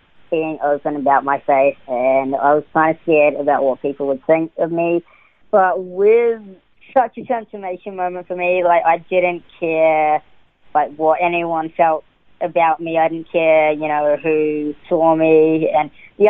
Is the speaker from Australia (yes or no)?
no; New Zealand; also born or lived in Auckland, New Zealand; So I was born in Auckland, New Zealand, and I was raised in, all over New Zealand. I moved around quite a bit to about the age of 13.